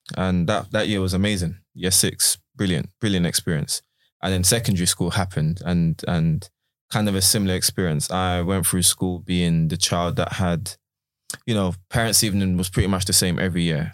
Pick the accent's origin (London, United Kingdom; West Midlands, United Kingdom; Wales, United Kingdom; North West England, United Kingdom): London, United Kingdom; I went to a school in, in, in Bermondsey, South London